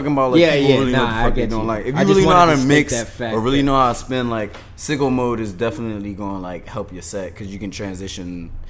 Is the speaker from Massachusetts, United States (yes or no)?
no; Virginia, United States; I'm from Virginia. We ain't shit to do but cook.